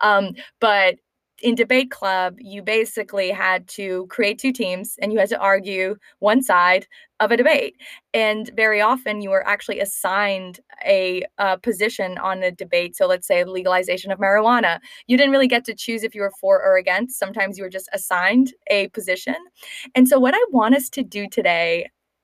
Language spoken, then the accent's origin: English; Canada; moved away; both from Canada